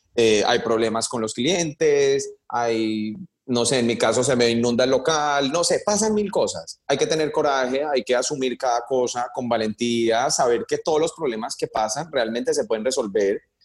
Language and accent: Spanish; Cali, Valle del Cauca, Colombia; moved away as an adult; also born or lived in United States; now in New York, United States; yo soy caleño